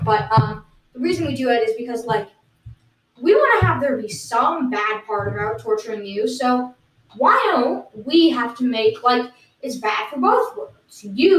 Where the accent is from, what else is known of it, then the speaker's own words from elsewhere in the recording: United Kingdom; the reason I can is because I'm British.